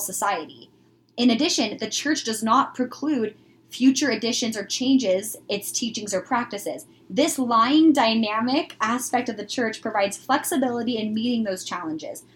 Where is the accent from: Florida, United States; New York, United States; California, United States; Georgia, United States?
California, United States; growing up in California